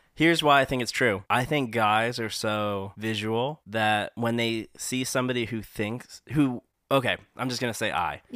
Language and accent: English; Massachusetts, United States; also born or lived in Hong Kong; we moved so far away from Hong Kong to Massachusetts, it was, like, such a different place